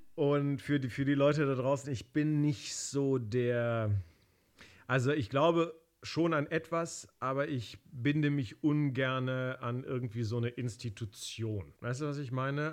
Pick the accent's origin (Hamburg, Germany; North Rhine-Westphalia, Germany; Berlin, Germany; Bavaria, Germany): Berlin, Germany; Ich bin ja Kroate, aber ich bin in ja. Berlin geboren und dort auch aufgewachsen